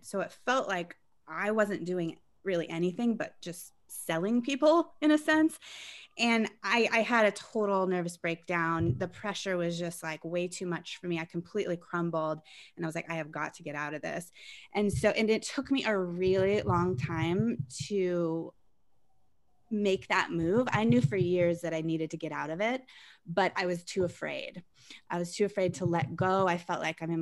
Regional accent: Colorado, United States; I grew up in Colorado, and I, after going to university there

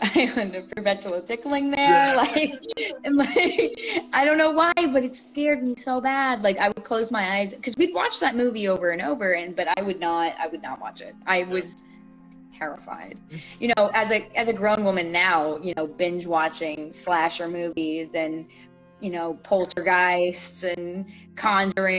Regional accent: Southeast, United States; I grew up in the Southeast

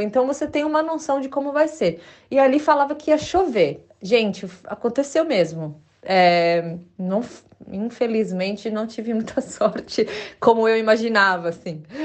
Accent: Brazil; first language Portuguese; also born or lived in Chile; now in England, United Kingdom; porque eu falo português, é a minha língua, né? Porque sou brasileira

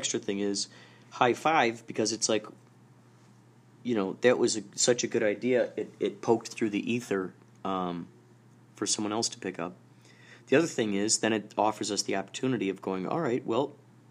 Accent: Carol Stream, Illinois, United States; moved away; I grew up in Carroll Stream, Illinois.

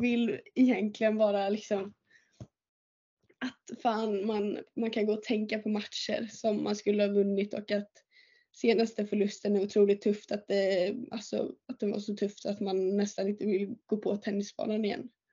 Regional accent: Åmål, Västra Götaland, Sweden; jag är uppväxt i Åmål och jag började spela tennis i Åmål

